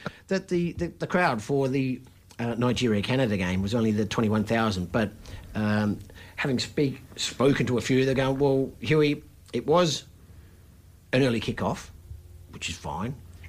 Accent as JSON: {"language": "English", "country": "Australia", "said": "being Australian"}